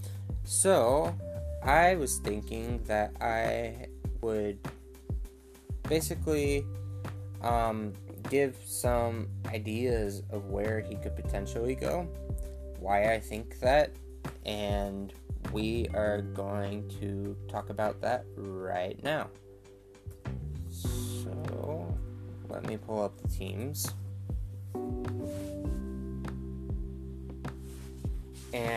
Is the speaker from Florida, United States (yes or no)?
yes; Jacksonville, Florida, United States; I am actually from Jacksonville